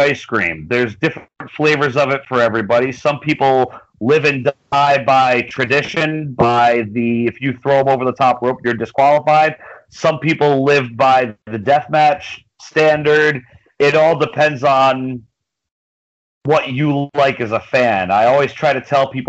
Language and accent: English; Woonsocket, Rhode Island, United States; I'm from Woonsocket, Rhode Island